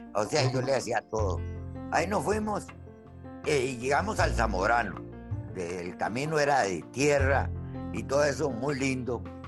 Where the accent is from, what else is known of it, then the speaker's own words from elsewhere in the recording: Limón, Costa Rica; moved away; also born or lived in Guatemala; yo soy de, de, Puerto Limón, Costa Rica, soy porteño, nací en finca, eh, una finca que tenía mi viejo en la provincia de Limón